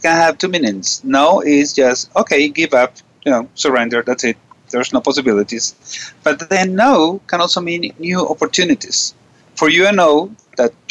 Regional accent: Venezuela; We are both from Venezuela

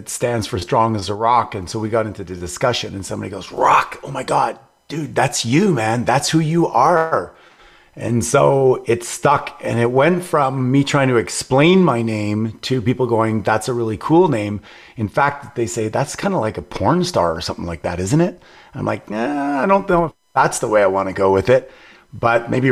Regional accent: Montreal, Quebec, Canada; Montreal, Canada

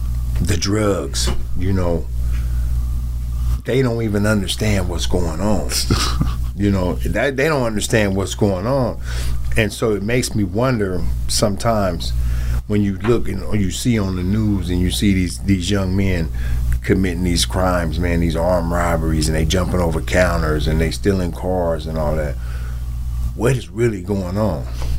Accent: Wichita, Kansas, United States; like I said, I'm from Wichita. I was born in Wichita, Kansas.

